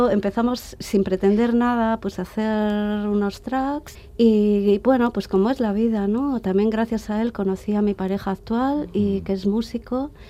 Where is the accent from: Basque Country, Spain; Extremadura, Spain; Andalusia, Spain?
Basque Country, Spain; Bilbao; había que tener muy en cuenta que Bilbao era mi ciudad, es mi ciudad de origen.